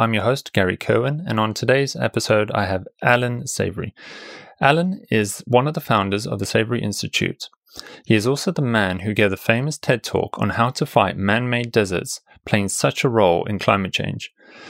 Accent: South Africa; I grew up in South Africa, and coming from Africa

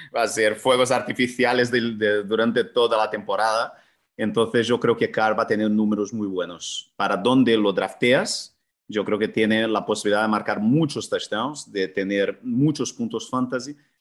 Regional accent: Brazil; now in Spain; la cultura de donde vengo yo, que es, que es del fútbol brasileño

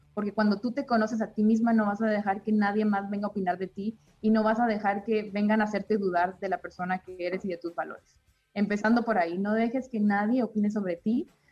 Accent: Chihuahua, Mexico; yo me considero una mexicana más, vengo de una familia normal, de una ciudad pequeña de nuestro país, Chihuahua

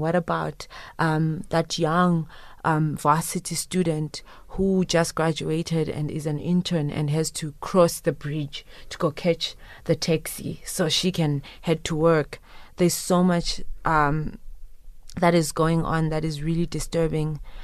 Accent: Zimbabwe; moved away; I am originally from Zimbabwe, but I proudly pay tax in this country

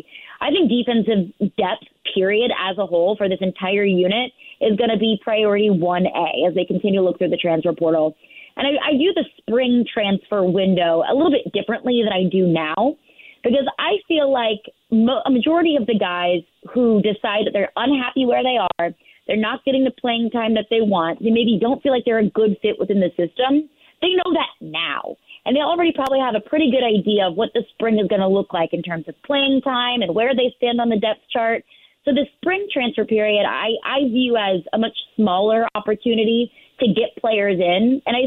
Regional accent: St. Louis, Missouri, United States; I'm from St. Louis.

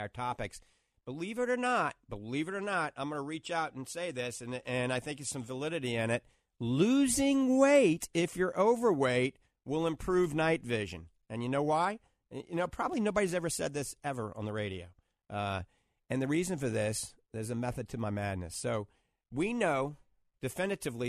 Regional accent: New Orleans, Louisiana, United States; back when I grew up in New Orleans

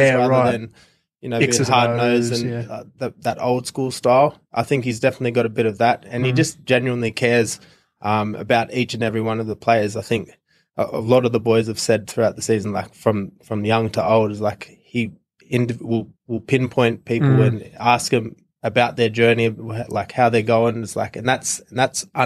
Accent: Woy Woy, New South Wales, Australia; I'm from Woiwoi on the Central Coast in New South Wales, born and raised there.

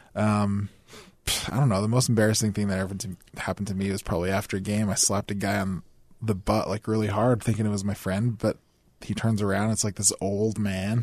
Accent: Bountiful, Utah, United States; also born or lived in Orem, Utah; I was born in Orem 'cause my dad went to B Y U

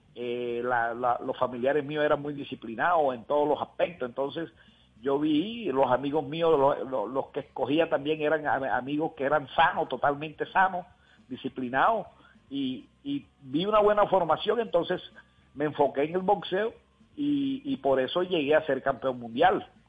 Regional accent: Montería, Córdoba, Colombia; desde aquí de Montería

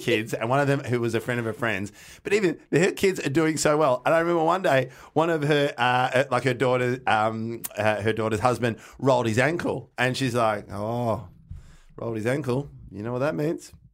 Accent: Melbourne, Victoria, Australia; we grew up in North Carlton

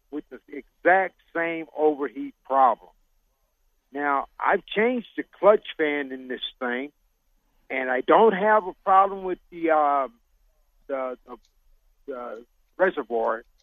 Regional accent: Colorado, United States; We're from Colorado.

